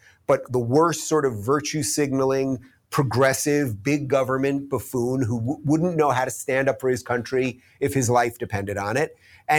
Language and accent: English; United States; I'm an American